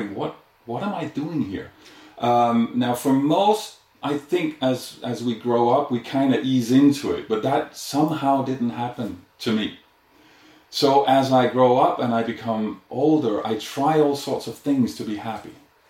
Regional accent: Denmark; moved away as an adult; also born or lived in India; I'm originally from Denmark

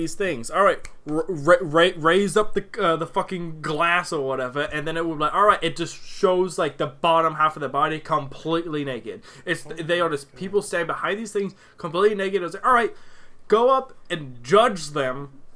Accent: United States; Being an American

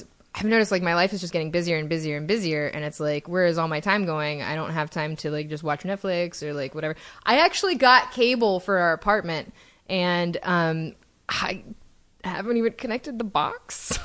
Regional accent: Dallas, Texas, United States; now in Los Angeles, United States; I grew up in the Dallas area

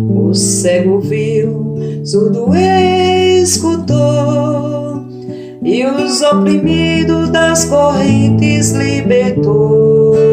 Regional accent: Orós, Ceará, Brazil; now in Goiânia, Brazil; Sou cearense, natural de Oroz, né, no sertão do Ceará. Filha de agricultores, com muito orgulho. Hoje moro em Goiânia

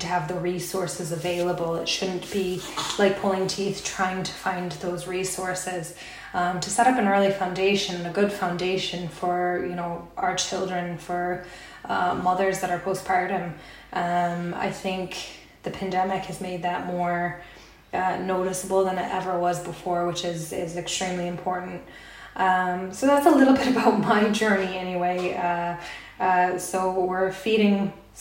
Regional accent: United States; moved away as an adult; now in Ireland; So I'm American and I've been here for about 6 years in Ireland.

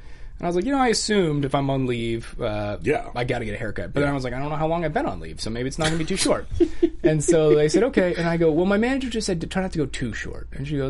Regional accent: Scottsdale, Arizona, United States; moved away as an adult; also born or lived in Tucson, Arizona / Houston, Texas / Austin, Texas; now in Los Angeles, United States; I grew up in Scottsdale, and then I moved out here right as I turned 22.

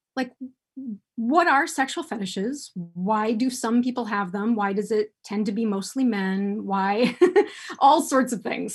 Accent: United States; I was born and raised here in the United States

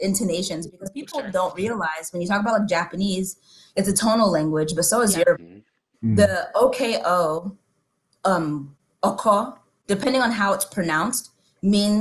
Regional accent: Nigeria; being Nigerian and being Yoruba

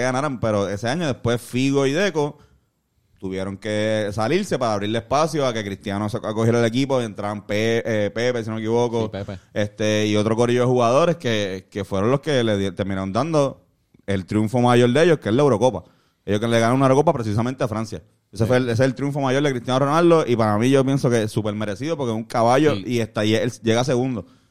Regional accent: Puerto Rico; como puertorriqueños

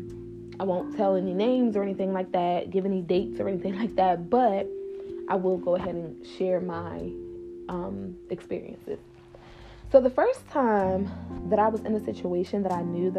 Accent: New Jersey, United States; I'm from New Jersey

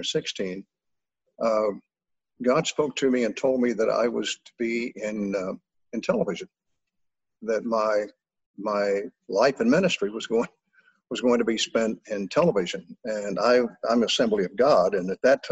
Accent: Texas, United States; moved away as an adult; also born or lived in Illinois; now in Arizona, United States; I am a Texan.

